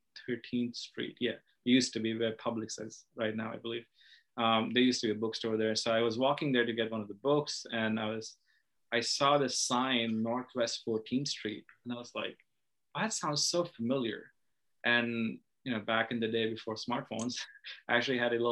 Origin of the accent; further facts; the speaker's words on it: Odisha, India; now in United States; I grew up in Orissa